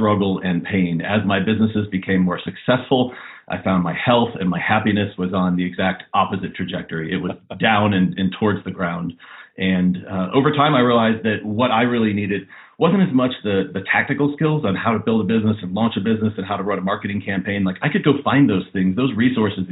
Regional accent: Western North Carolina near Asheville, United States; I was in middle school and high school in Western North Carolina near Asheville in the beautiful mountains of North Carolina, and grew up in a town there with about 2,000 people.

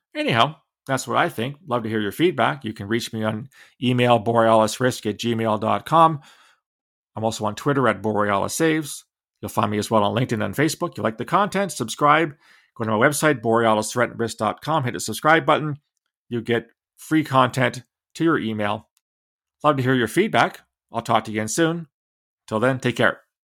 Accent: London, Ontario, Canada; my hometown of London, Ontario

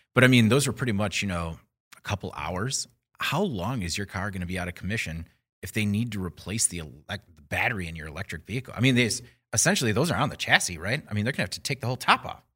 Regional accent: Burlington, Wisconsin, United States; I grew up in Burlington, Chocolate City, U S

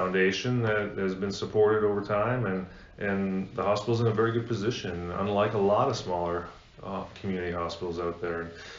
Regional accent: Canada; moved away as an adult; also born or lived in North Carolina / South Carolina / Northern Alabama / Buffalo, New York; now in Thomasville, United States; my wife and I, most people know this, we grew up in Canada, so a long way from Thomasville.

